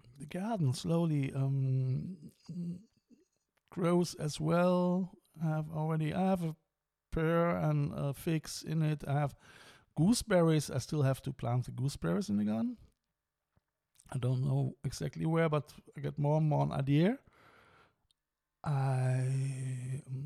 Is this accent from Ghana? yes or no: no; Cologne, North Rhine-Westphalia, Germany; now in Ireland; It is a local area in Cologne, and where I'm coming from.